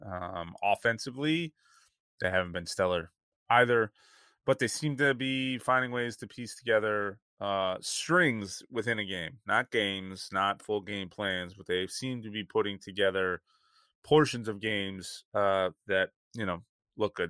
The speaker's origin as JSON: {"language": "English", "region": "California", "country": "United States", "said": "I'm from California"}